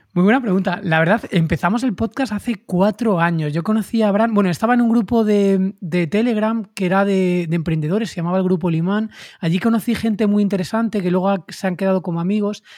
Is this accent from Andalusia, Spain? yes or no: no; Madrid, Community of Madrid, Spain; madrileño, 38 años